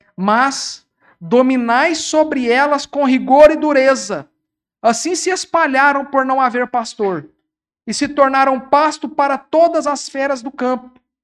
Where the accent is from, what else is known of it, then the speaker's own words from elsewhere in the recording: Uberaba, Minas Gerais, Brazil; A minha cidade, eu sou de Uberaba